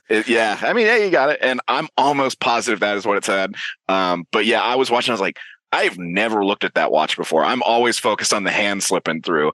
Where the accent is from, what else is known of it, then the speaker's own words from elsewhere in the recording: Georgia, United States; I'm from Georgia